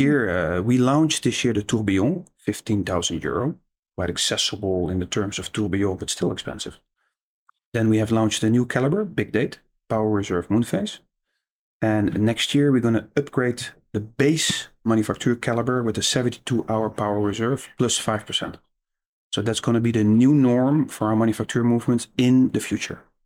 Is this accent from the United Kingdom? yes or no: no; Netherlands; I'm Dutch